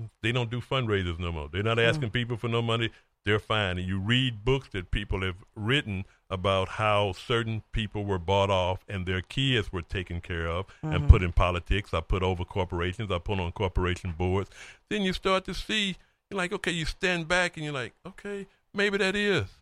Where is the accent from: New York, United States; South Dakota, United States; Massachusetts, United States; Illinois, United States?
Illinois, United States; East St. Louis; now in Hampton Roads, United States; my hometown in East St. Louis